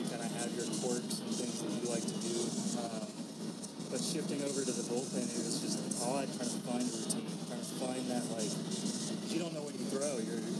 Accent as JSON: {"language": "English", "town": "Fort Worth", "region": "Texas", "country": "United States", "tie": "born or raised there", "said": "Fort Worth."}